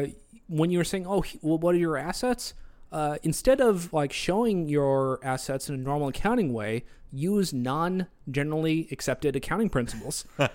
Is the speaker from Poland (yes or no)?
no; Australia; accent: Australian; That's just my Australian accent.